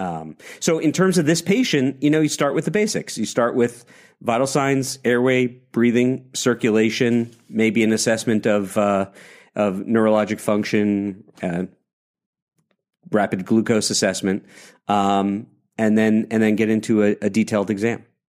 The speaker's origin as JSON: {"language": "English", "region": "New York", "country": "United States", "tie": "born or raised there", "said": "a lifetime New Yorker"}